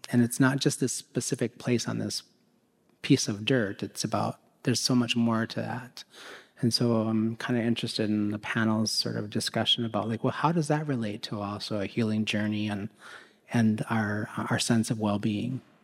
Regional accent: Minneapolis, Minnesota, United States; I was born and raised here in Minneapolis

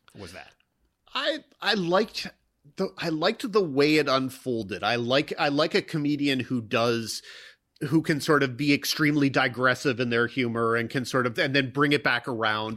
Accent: Mississippi, United States; now in Los Angeles, United States; I grew up largely in Mississippi

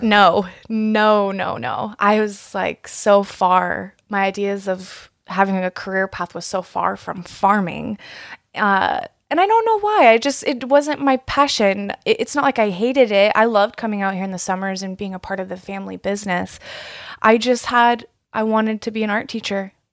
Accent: East Wenatchee, Washington, United States; also born or lived in George, Washington; I grew up in East Wenatchee, and we would spend our summers driving out here working on our apple and cherry orchards

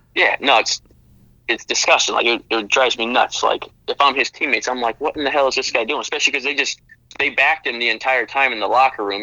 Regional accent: Chicago, Illinois, United States; I'm from Chicago

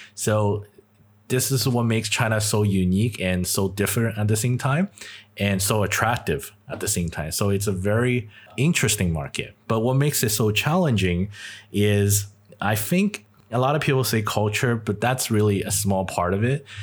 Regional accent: Canada; I'm Chinese, and I grew up in Canada

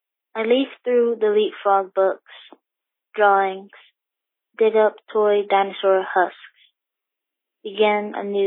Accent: Philadelphia, Pennsylvania, United States; my hometown is Philadelphia

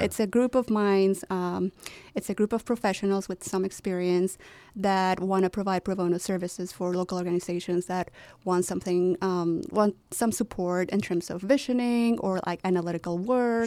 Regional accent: Chihuahua, Mexico; moved away as an adult; now in Chicago, United States; my hometown, Chihuahua, Mexico

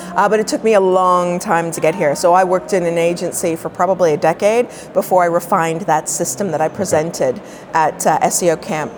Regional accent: Toronto, Ontario, Canada; I'm a Toronto girl

